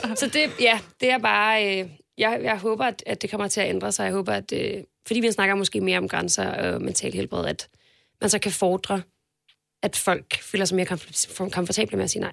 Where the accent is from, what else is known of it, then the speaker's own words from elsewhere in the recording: Denmark; jeg kommer fra Jylland